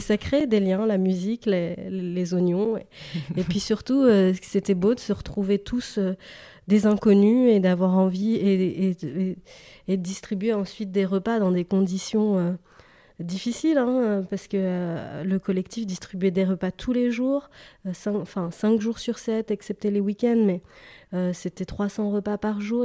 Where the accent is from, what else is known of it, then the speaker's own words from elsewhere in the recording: Paris, Île-de-France, France; j'ai grandi à Paris une partie de, mon enfance, et puis à l'adolescence, j'ai déménagé en banlieue